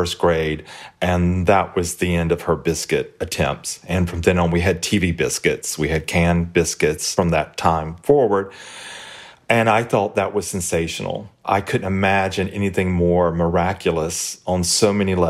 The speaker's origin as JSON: {"language": "English", "town": "Hartford", "region": "Alabama", "country": "United States", "tie": "born or raised there", "said": "It is the little town of Hartford where I grew up"}